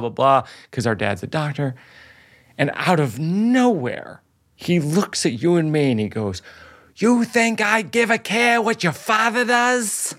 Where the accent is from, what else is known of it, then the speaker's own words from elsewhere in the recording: Shrewsbury, Massachusetts, United States; moved away; that's where Joe and I grew up sort of outside Boston, probably an hour away, in Shrewsbury